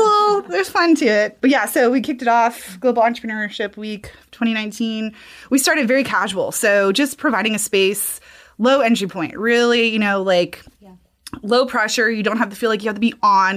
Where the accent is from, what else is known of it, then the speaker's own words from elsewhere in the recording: Alabama, United States; moved away as an adult; also born or lived in Savannah, Georgia; now in Kentucky, United States; I'm originally from Alabama.